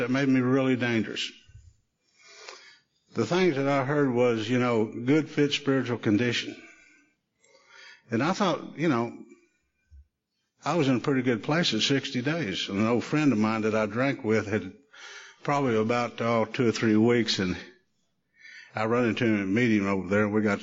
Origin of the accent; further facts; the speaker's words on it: Shawnee, United States; we'd ride our bikes down to the picture show in downtown Shawnee